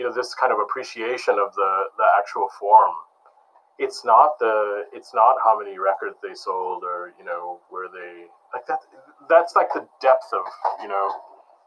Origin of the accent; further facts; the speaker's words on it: Detroit, Michigan, United States; I grew up in Detroit